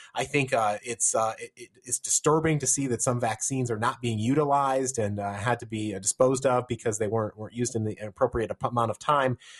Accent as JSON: {"language": "English", "region": "Virginia", "country": "United States", "said": "in my home state of Virginia"}